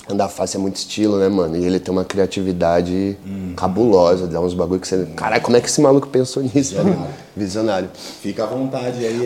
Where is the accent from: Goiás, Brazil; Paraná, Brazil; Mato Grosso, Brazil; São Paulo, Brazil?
São Paulo, Brazil; Eu sou de São Paulo, uhum. da Zona Sul de São Paulo